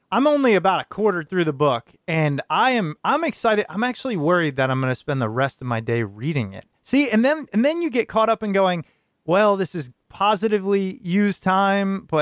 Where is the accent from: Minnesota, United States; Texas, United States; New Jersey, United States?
New Jersey, United States; I'm from Jersey. Everybody's in a rush.